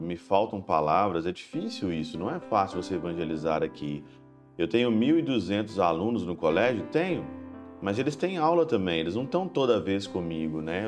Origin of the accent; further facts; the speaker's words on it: Ouro Branco, Minas Gerais, Brazil; moved away; eu estava na minha terra natal, em Ouro Branco, na minha paróquia